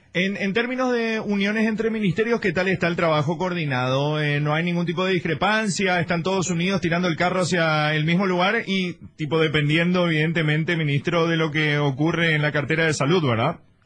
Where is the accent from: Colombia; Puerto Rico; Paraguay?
Paraguay; cómo somos los paraguayos